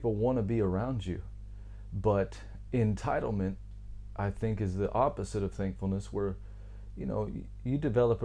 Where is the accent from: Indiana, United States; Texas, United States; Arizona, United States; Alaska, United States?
Texas, United States; I come from Texas